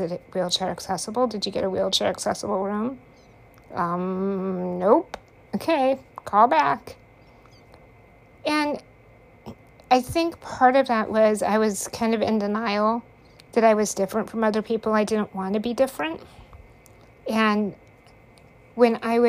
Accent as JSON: {"language": "English", "country": "United States", "tie": "born or raised there", "said": "I grew up in Hickville, USA. Less than 1,000 people in the town."}